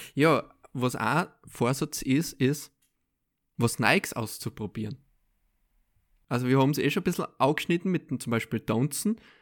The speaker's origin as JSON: {"language": "German", "country": "Austria", "said": "als Österreicher"}